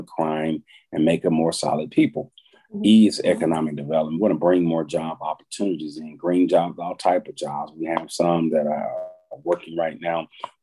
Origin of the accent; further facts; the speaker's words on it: Dallas, Texas, United States; I'm from Dallas.